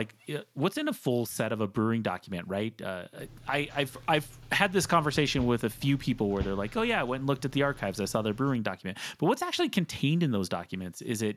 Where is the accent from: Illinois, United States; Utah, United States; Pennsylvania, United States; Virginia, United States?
Utah, United States; I grew up in Utah, which was a 3-2 state